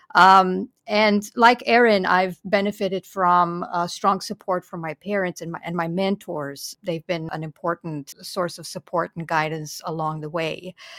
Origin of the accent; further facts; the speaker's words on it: Romania; English is a second language; moved away as an adult; now in United States; the British Council happened to open a, a library branch in my small town